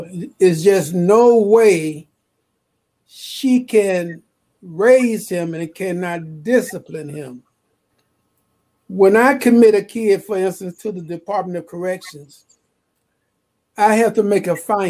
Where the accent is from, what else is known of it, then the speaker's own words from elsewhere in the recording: Chicago, Illinois, United States; I was born in Chicago on the South Side, 3426 South Parkway